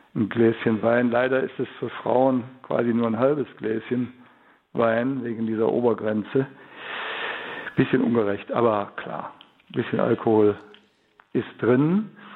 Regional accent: Cologne, North Rhine-Westphalia, Germany; bei uns in Köln

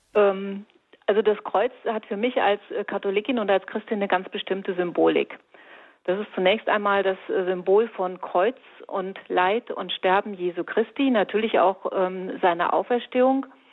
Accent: Fulda, Hesse, Germany; bei uns in Fulda

